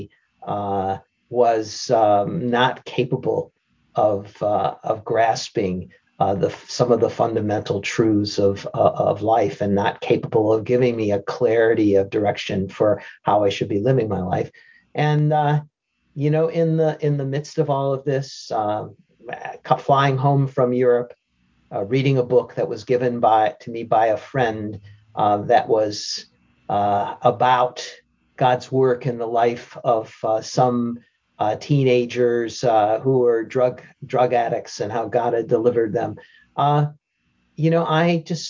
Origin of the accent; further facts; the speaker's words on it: Detroit, Michigan, United States; I was born and raised in Detroit, Michigan